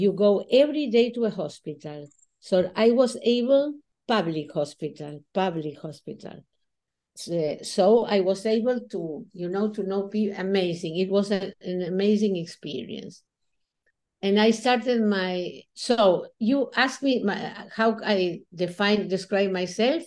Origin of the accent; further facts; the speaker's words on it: Buenos Aires, Argentina; I was born in Buenos Aires, Argentina. I lived all my life here.